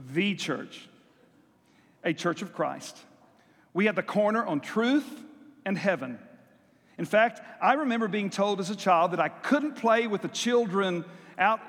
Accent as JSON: {"language": "English", "region": "South Texas", "country": "United States", "tie": "born or raised there", "said": "I grew up in South Texas where we had monthly church singings"}